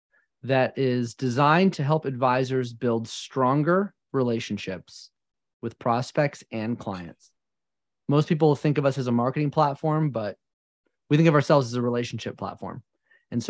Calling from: Georgia, United States; I am in the beautiful Appalachian Mountains in North Georgia, right on the border of North Carolina.

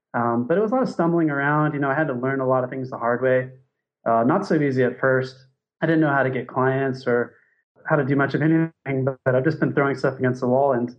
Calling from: Thailand; So I'm calling from Thailand.

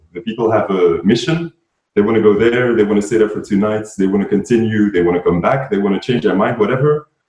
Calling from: Antwerp, Flanders, Belgium; I'm joining from Antwerp in Belgium.

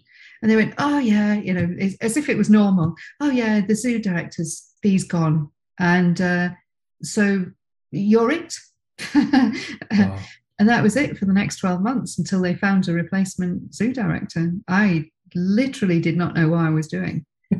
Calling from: Princes Risborough, South East England, United Kingdom; So I'm in actually rarely sunny Prince's Risborough, which is about an hour north of London, halfway between London and Birmingham.

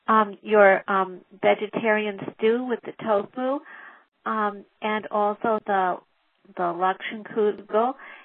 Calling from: Los Angeles, California, United States; I'm calling from Los Angeles, California.

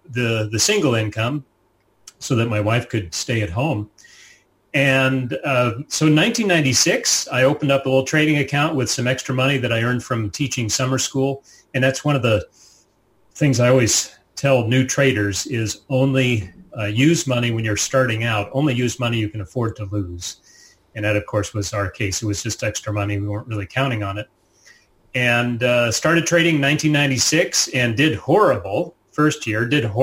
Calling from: Virginia, United States; we live just outside of Washington, D.C., you know, capital city, um, and uh, in Northern Virginia, which is a, a set of suburbs just outside of the city.

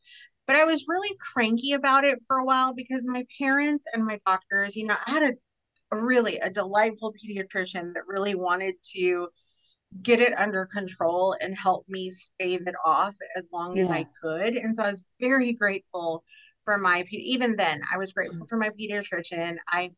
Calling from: Pattison, Texas, United States; first language Spanish; I am actually calling in from the little bitty grand metropolis of Pattison, Texas. So I am west of Houston, far enough into the country to know I'm in the country and close enough to the city to not feel like I'm completely away from civilization.

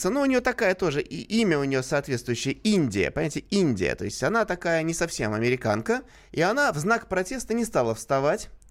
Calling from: Tver, Tver Oblast, Russia; Я из Твери.

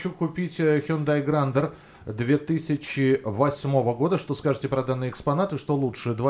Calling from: Chelyabinsk, Chelyabinsk Oblast, Russia; Алло, здравствуйте, я тоже из Челябинска.

